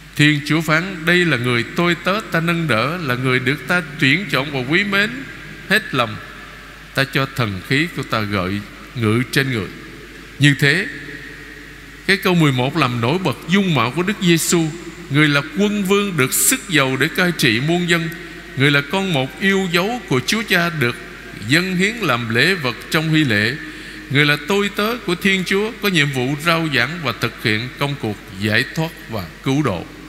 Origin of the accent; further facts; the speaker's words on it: Vietnam; anh chị em chúng ta là người Việt Nam